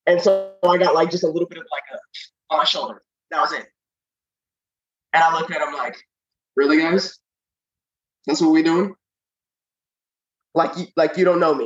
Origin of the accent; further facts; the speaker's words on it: Kansas City, United States; moved away; I'm from Kansas City